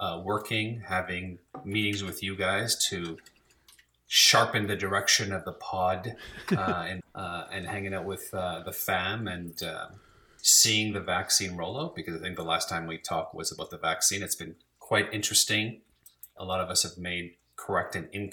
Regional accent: Canada; I'm the Canadian

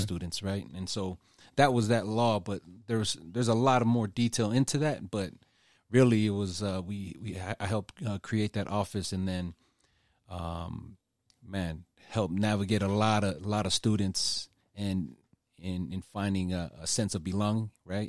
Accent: Utah, United States; I was born here in Utah

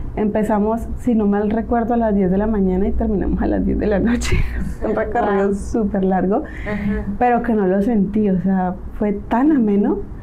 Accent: Cali, Valle del Cauca, Colombia; moved away as an adult; also born or lived in Spain; now in Mexico; soy colombiana, nacida en una bella ciudad llamada Cali.

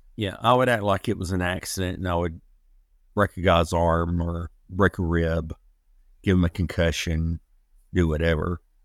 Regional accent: Atlanta, Georgia, United States; I'm originally from Atlanta, Georgia

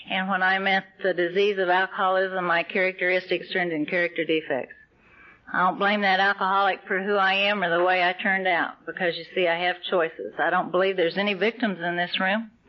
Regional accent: Texas, United States; I was raised in the Texas Oklahoma Panhandle, and uh, my my dad worked in the oil fields, and we lived in a trailer house, and we moved around a lot.

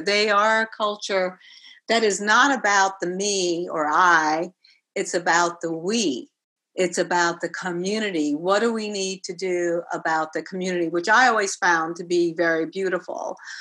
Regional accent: New York City, New York, United States; I grew up in the South Bronx, the household w- could have been in Puerto Rico. We spoke Spanish

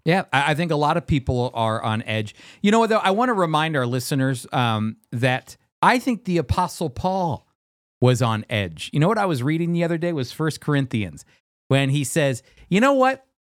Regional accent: United States; As an American

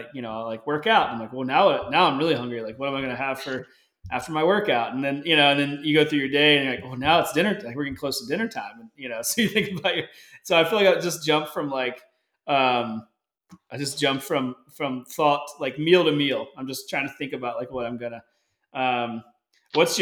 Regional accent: United States; I am an American

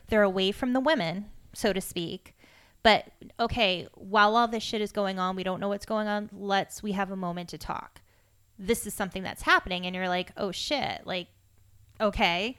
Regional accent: Massachusetts, United States; I grew up in Drake at Mass

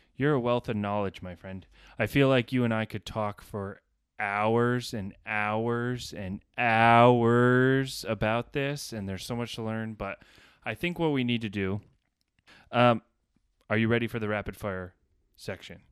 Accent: Cumberland Head, New York, United States; We grew up on Cumberland Head, maybe on the water.

